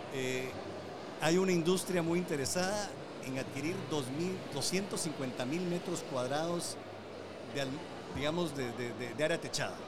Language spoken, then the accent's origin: Spanish; Guatemala; nosotros mismos como guatemaltecos